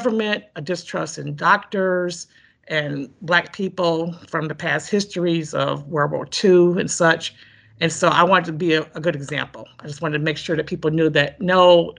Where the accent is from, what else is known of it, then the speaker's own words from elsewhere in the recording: Detroit, Michigan, United States; moved away as an adult; now in East Lansing, United States; I'm originally from Detroit. I've been living in East Lansing since 84, but I'm from Detroit, went to Detroit Public Schools